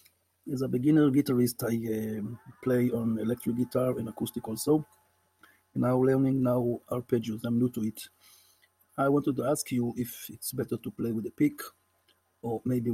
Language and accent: English; Israel; Hi there, I'm … from Israel.